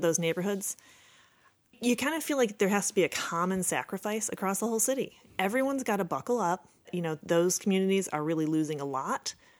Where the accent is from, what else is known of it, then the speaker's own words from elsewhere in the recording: Chicago, Illinois, United States; I grew up in Rogers Park on the north side of the city